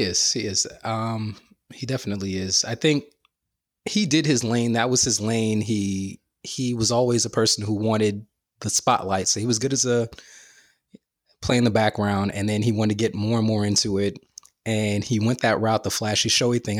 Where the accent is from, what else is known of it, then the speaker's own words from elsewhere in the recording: New York City, New York, United States; I went to school in Bed Stuy